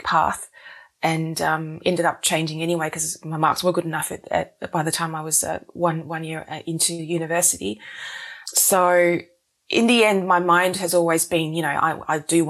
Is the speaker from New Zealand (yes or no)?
yes; Wellington, New Zealand; moved away as an adult; also born or lived in Singapore / Melbourne, Australia; now in Australia; I was born in New Zealand, then moved to Singapore, then back to New Zealand.